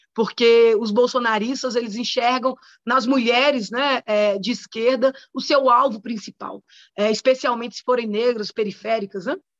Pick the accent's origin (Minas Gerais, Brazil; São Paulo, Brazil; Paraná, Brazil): Minas Gerais, Brazil; Contagem; sou moradora de Contagem desde que nasci